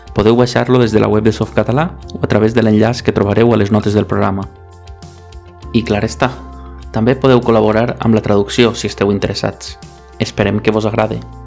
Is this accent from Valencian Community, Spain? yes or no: yes; Benissa, Valencian Community, Spain; moved away as an adult; also born or lived in Alicante; now in Barcelona, Spain; sóc de Benissa, poble de la Marina Alta